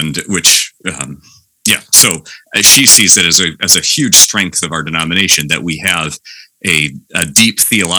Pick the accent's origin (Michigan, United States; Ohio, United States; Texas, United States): Michigan, United States; Hudsonville; moved away as an adult; now in Palmyra, United States; Both my wife and I grew up in West Michigan in Hudsonville